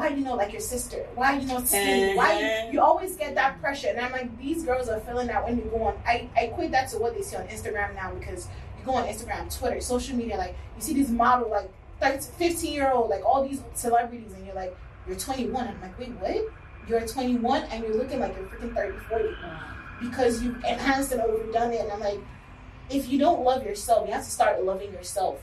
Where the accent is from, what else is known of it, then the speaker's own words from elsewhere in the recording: Nigeria; moved away; Growing up in Nigeria as Yoruba in the family